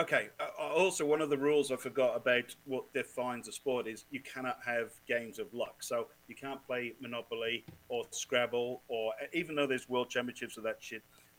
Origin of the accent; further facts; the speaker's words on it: Australia; Quincy, we're from Australia.